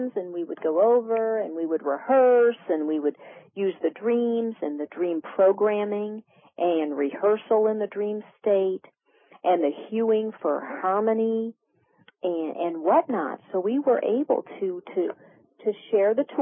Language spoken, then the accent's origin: English; Detroit, Michigan, United States; I come from Detroit